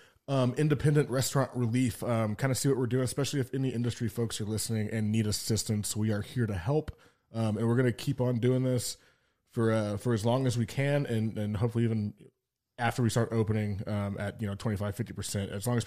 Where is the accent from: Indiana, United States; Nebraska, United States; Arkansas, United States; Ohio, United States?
Indiana, United States; Brownsburg; I used to have a drive-in theater in my hometown, which I grew up in Brownsburg.